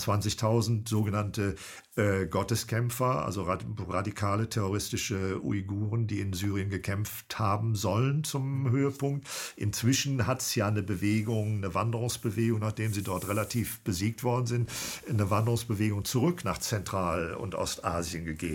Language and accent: German; Cologne, North Rhine-Westphalia, Germany; now in Bremen, Germany; Ich bin ein HB-Männchen, genau. Ja, aber ein zugewandertes. Ich komme eigentlich aus Köln